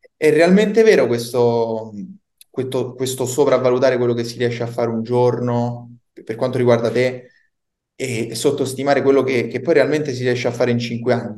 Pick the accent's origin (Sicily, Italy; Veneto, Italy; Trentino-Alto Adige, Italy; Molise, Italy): Molise, Italy; Campobasso; now in Rome, Italy; Io vivo a Roma, però sono del Molise, pensa, di Campobasso